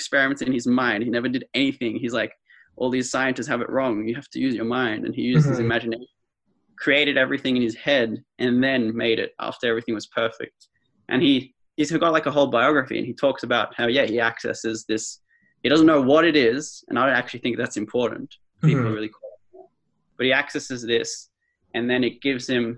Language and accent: English; Melbourne, Victoria, Australia; also born or lived in Canberra; I'm from Melbourne